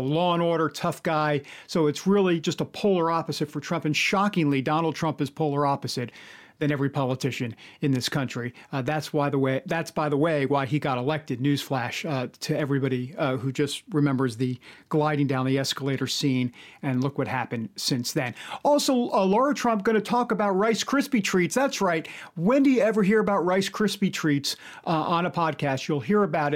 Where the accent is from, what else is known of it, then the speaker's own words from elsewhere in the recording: New York, United States; I'm from New York